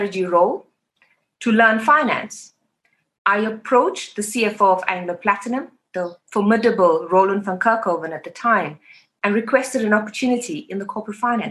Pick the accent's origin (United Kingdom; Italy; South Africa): South Africa; Phoenix, KwaZulu-Natal; I grew up in Phoenix, a township in KwaZulu-Natal